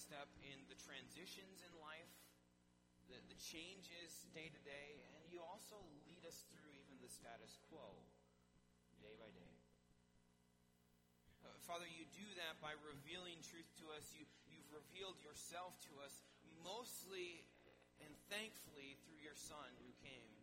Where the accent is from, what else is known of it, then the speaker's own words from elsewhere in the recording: Wisconsin, United States; now in Minnesota, United States; my home state